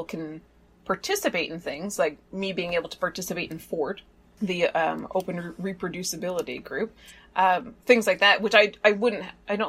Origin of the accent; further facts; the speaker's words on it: Canada; now in South Korea; I'm a Canadian living in South Korea, studying in a UK institution